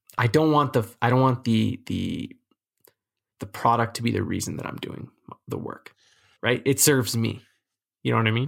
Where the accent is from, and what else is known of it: Canada